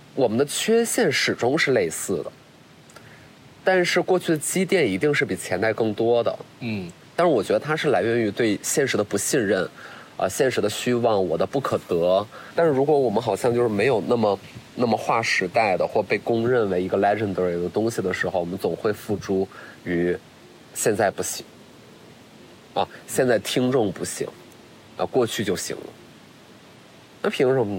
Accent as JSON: {"language": "Chinese", "town": "Qiqihar", "region": "Heilongjiang", "country": "China", "moved": "yes", "said": "我会很贪恋我自己东北人的身份"}